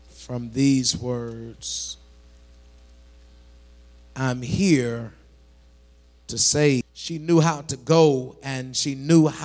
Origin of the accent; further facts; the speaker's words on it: New York, United States; now in Milwaukee, United States; I, I came from New York.